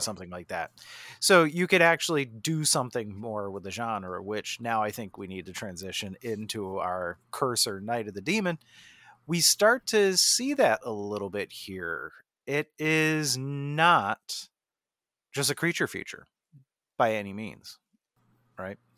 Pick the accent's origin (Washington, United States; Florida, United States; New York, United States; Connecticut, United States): New York, United States; Jamestown; starring Lucio Ball from my hometown